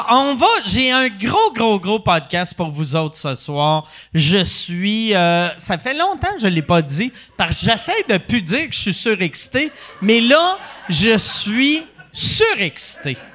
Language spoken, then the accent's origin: French; Longueuil, Quebec, Canada; je viens de Longueuil. ben, je reste à Longueuil.